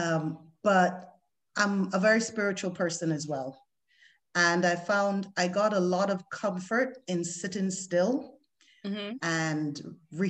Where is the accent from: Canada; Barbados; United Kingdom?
Barbados; moved away as an adult; I moved from the West Indies, I'm from Barbados, to the Western world